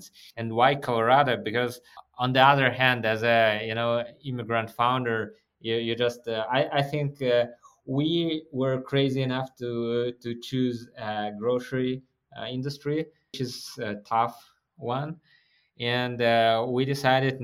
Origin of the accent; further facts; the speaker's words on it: Kazakhstan; moved away as an adult; now in Denver, United States; So my homeland is Kazakhstan. Technically, I was born in Soviet Union.